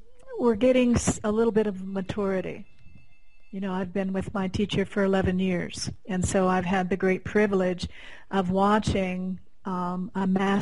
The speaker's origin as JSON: {"language": "English", "region": "Colorado", "country": "United States", "said": "You know, we're both from Colorado"}